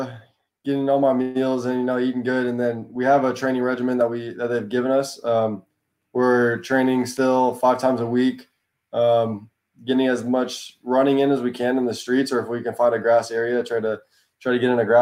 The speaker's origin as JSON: {"language": "English", "region": "Texas", "country": "United States", "tie": "born or raised there", "said": "I would say it was pretty normal childhood for me. I played all the sports, of course, but soccer was always my best and my favorite. And I mean, it was different because the other sports are a lot bigger down there."}